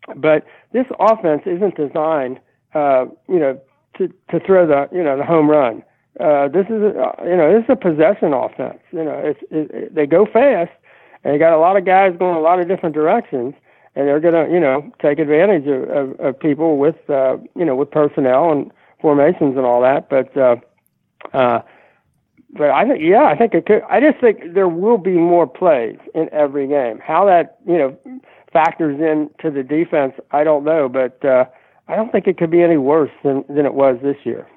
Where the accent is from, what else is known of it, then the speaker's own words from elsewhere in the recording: Cincinnati, Ohio, United States; moved away; growing up in Cincinnati